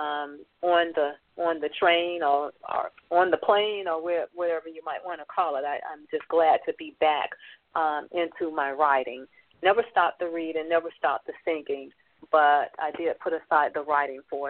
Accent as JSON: {"language": "English", "town": "Atlanta", "region": "Georgia", "country": "United States", "tie": "born or raised there", "said": "I grew up in Atlanta, Georgia, and I'm a product of the project"}